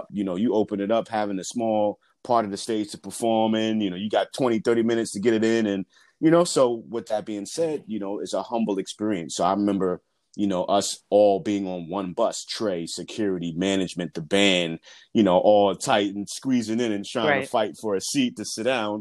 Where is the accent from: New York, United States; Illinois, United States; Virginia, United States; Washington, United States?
New York, United States; New York City; being born and raised in New York